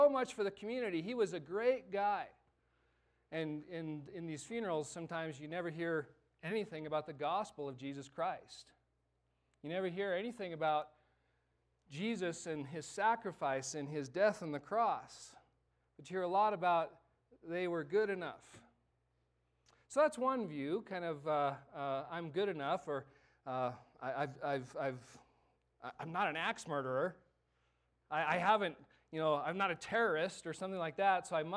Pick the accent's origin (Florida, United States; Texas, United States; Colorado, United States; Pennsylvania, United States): Colorado, United States; Alamosa; I'm from Alamosa